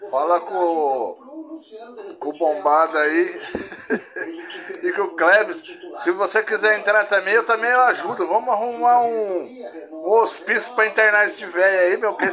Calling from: Magé, Rio de Janeiro, Brazil; sou aqui de Magé, Rio de Janeiro. Acompanho vocês.

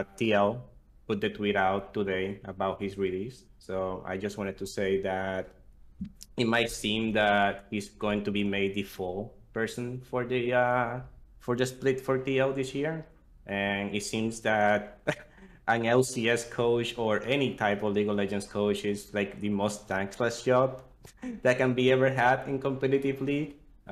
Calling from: Queens, New York, United States; I'm calling from Queens, New York.

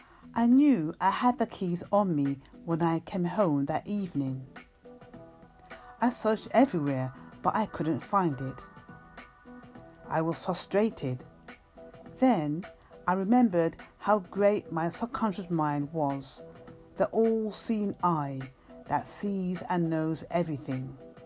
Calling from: London, United Kingdom; from London, UK, calling at Anchor Radio on station DAM Books.

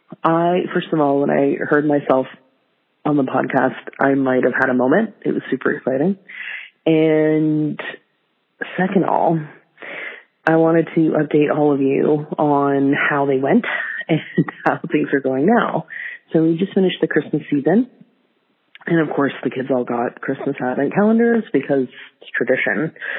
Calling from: Canada; I'm calling from the Great White North

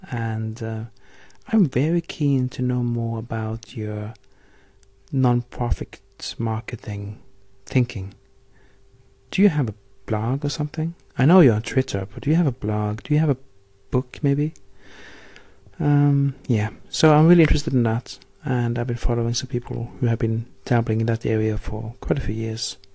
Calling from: Oslo, Norway; calling from … in Oslo, Norway. I don't think I've formally introduced myself to you. … I'm 39 years old.

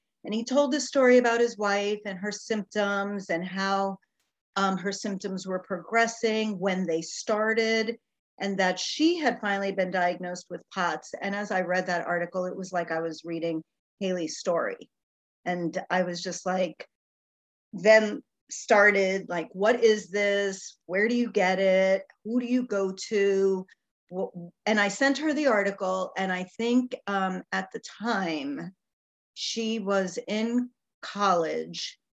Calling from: Tampa, Florida, United States; I am calling in from the Tampa Bay area in Florida in the United States.

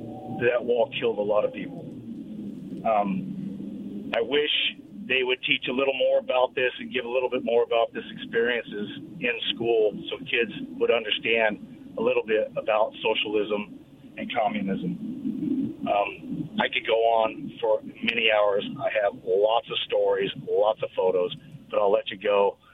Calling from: Richland, Washington, United States; Hey, guys. This is … from Richland.

